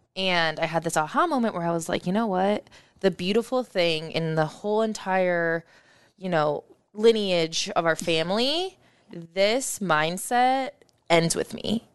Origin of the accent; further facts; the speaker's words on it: Omaha, Nebraska, United States; I grew up in West Omaha